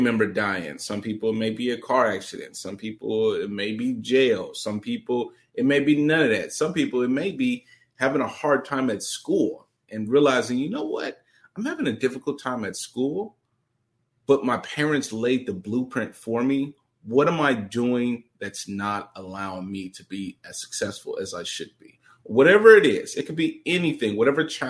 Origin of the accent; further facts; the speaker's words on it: St. Louis, Missouri, United States; I come from St. Louis, impoverished background, Never met my dad, you know, grew up in children's homes